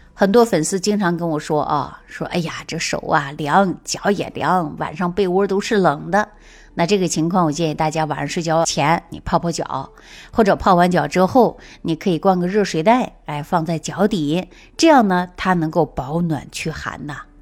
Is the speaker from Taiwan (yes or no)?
no; China; 我们中国人从古至今都是和温水长大的